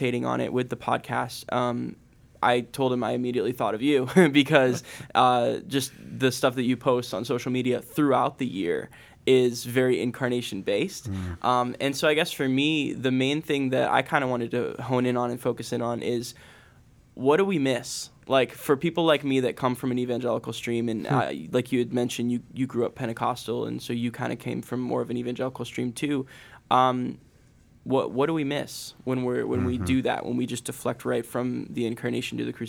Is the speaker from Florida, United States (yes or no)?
yes; Florida, United States; I grew up in Florida